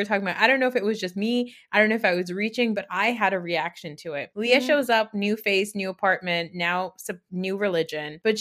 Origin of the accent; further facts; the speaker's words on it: New Jersey, United States; I'm Muslim, but I grew up in North Jersey